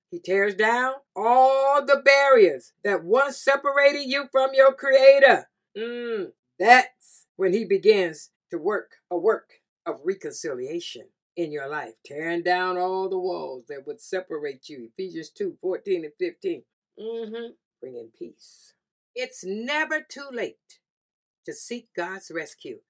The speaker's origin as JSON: {"language": "English", "region": "the South", "country": "United States", "said": "I'm from the South"}